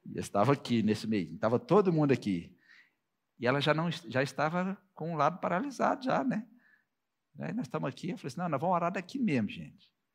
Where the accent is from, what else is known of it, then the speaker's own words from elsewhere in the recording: Minas Gerais, Brazil; Eu vim de Minas Gerais